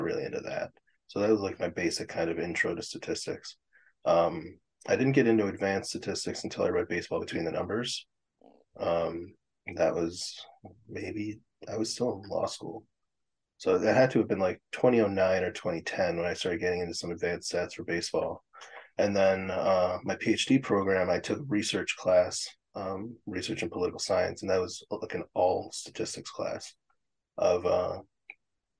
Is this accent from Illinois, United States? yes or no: yes; Chicago, Illinois, United States; I'm still in Chicago proper. I've been in Chicago proper my entire life